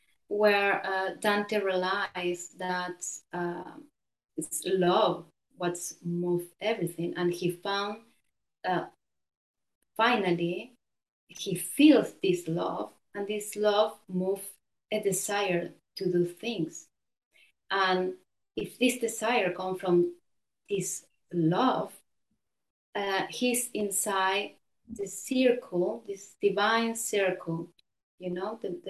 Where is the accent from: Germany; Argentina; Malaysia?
Argentina; Buenos Aires; now in Genoa, Italy; So Buenos Aires, in three words, political, cosmopolitan, masculine. It's a very masculine city.